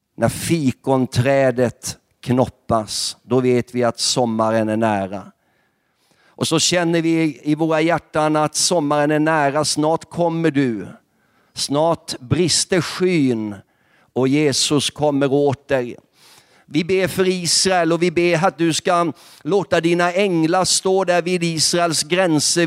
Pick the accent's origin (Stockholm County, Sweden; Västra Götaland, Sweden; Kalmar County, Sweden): Kalmar County, Sweden; Nybro; jag är själv uppvuxen i Pingstkyrkan i Nybo